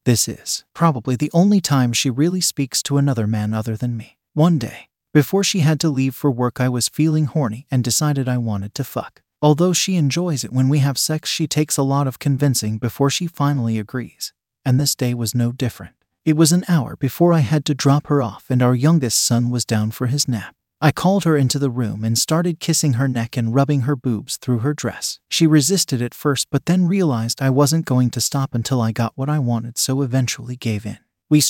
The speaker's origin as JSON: {"language": "English", "country": "Pakistan", "moved": "as an adult", "lives_now": "United Kingdom", "said": "We had an arrangement back in my home country of Pakistan, and she moved to the UK to live with me after a few months of waiting for her visa. We are from a small village in Pakistan"}